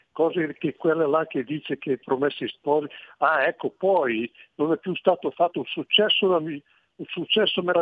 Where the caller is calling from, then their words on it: Parre, Lombardy, Italy; also born or lived in Lecco; Sono, sono … da Parre Bergamo. Benvenuto. E io ho vissuto a Lecco per più di 30 anni